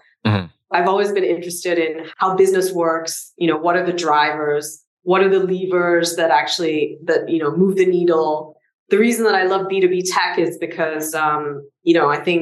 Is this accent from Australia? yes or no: no; Singapore; I'm Singaporean and everything in Singapore is like 50 years old